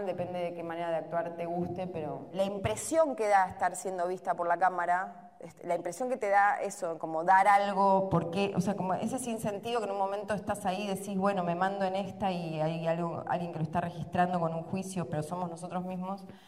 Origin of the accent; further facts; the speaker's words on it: Argentina; Somos igual los argentinos en general